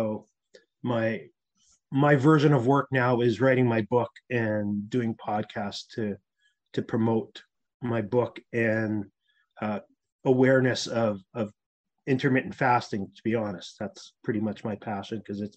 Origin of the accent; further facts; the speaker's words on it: Winnipeg, Manitoba, Canada; moved away as an adult; also born or lived in Toronto; I'm a typical Canadian. I grew up in Winnipeg, Manitoba.